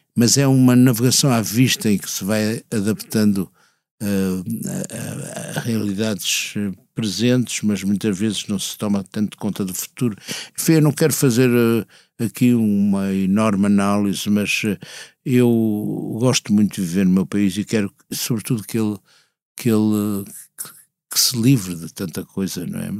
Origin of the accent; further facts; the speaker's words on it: Porto, Norte, Portugal; moved away as an adult; now in Lisbon, Portugal; vivi até aos 20 anos no Porto e quando vou lá inclusive começa a recuperar certa uma música, não é bem sotaque